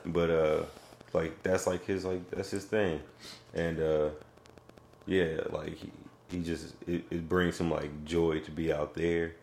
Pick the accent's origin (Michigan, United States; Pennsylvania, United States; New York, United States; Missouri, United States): Missouri, United States; Raytown; also born or lived in Kansas City; we got a house out in Raytown cuz my mom got a job working in uh, the school district.